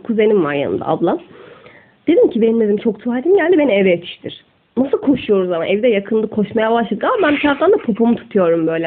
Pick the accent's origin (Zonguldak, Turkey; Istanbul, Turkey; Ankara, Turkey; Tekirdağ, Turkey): Istanbul, Turkey; also born or lived in Gaziosmanpaşa / Sultangazi; Ben Esenler'de doğmuşum